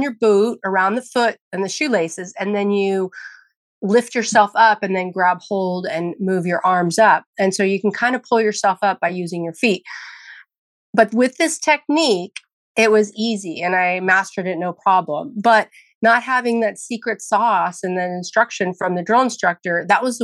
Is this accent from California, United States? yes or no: yes; near San Francisco, California, United States; I grew up near San Francisco, California, where there was a large Marine presence